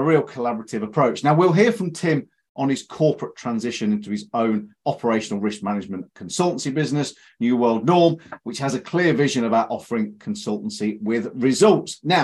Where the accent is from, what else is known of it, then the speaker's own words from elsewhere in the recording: Leicestershire, East Midlands, United Kingdom; growing up in Leicestershire, we had Leicester Tigers.